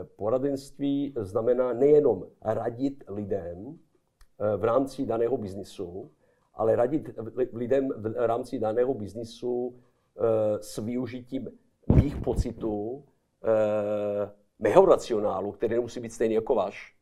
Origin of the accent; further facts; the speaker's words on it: Belgrade, Serbia; Czech is a second language; moved away as an adult; now in Prague, Czech Republic; v Bělehradě můj rodní domov, když eh, v Bělehradě znám každý koutek, respektive každou ulici